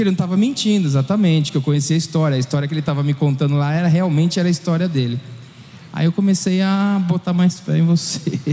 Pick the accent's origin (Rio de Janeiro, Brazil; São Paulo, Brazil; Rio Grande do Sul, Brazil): São Paulo, Brazil; also born or lived in Spain; eu sou aqui de São Paulo